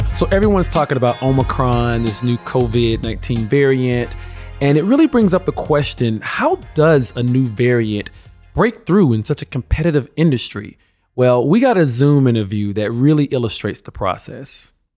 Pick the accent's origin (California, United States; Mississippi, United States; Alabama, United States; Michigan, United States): Alabama, United States; moved away; I was born and raised in Alabama